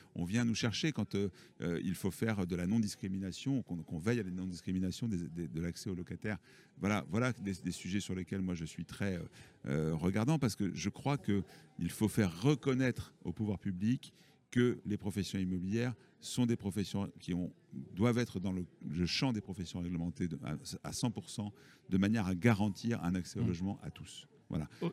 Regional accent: Toulouse, Occitania, France; Je suis issu de Toulouse.

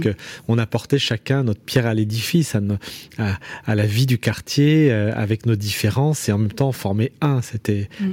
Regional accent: Saint-Priest, Auvergne-Rhône-Alpes, France; also born or lived in Lyon; J'ai grandi dans l'Est lyonnais, à, Saint-Priest.

